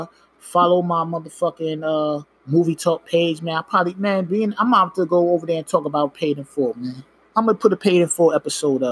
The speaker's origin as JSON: {"language": "English", "region": "New York", "country": "United States", "said": "I'm from New York"}